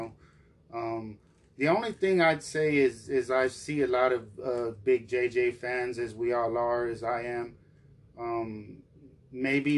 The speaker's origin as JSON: {"language": "English", "town": "Dallas", "region": "Texas", "country": "United States", "said": "we're from Dallas"}